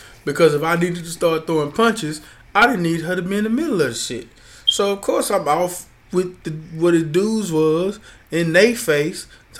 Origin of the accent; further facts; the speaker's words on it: Houston, Texas, United States; I'm from Houston.